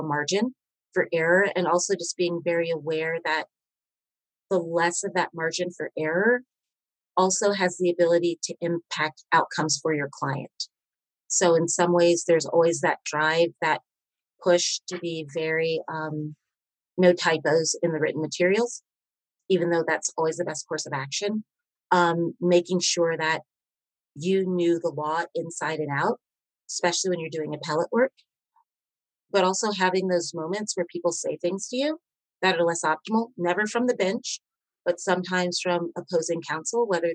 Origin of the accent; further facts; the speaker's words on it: Kentucky, United States; moved away; I'm from Kentucky